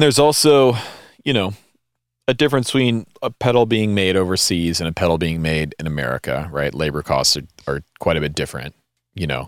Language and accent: English; the American South, United States; we're Americans from the South